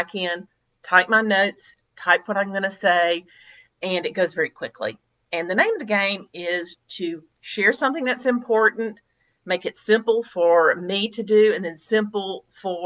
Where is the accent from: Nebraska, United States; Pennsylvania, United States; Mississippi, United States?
Mississippi, United States; I was born and raised in Mississippi and I still live here.